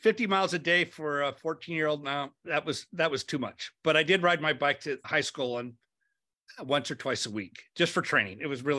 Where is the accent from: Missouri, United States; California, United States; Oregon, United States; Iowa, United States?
California, United States; Lakewood; born there; Yeah, I was born in Lakewood, California. My parents were blue collar, came from, I think, Lakewood High School.